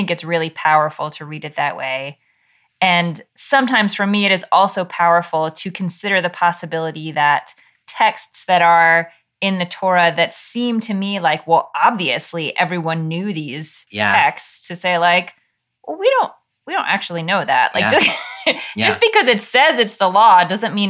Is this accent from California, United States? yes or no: no; New York, United States; I was raised in New York in a household with four daughters